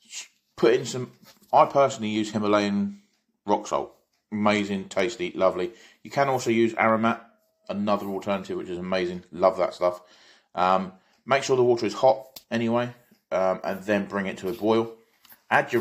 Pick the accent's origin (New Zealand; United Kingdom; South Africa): South Africa; moved away; Originally, I come from South Africa